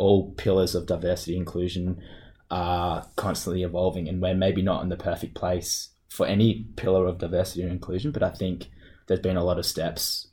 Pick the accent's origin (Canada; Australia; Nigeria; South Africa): Australia; Perth, Western Australia; moved away as an adult; now in Munich, Germany; I grew up in Perth with my family